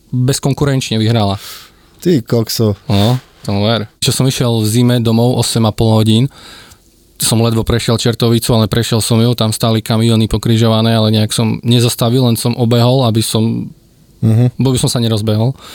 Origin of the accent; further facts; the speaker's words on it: near Michalovce, Košice Region, Slovakia; also born or lived in Bratislava; ja som pri Michalovciach. Ako. Tam, na ceste medzi Michalovcami a Fekišovcami.